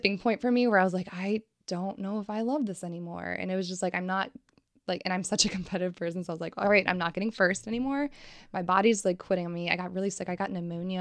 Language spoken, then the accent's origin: English; Richfield, Ohio, United States; also born or lived in Cincinnati, Ohio; I am originally from, like, Cleveland, Akron area.